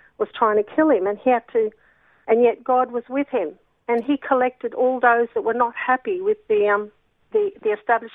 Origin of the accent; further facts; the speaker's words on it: Australia; I like being Australian.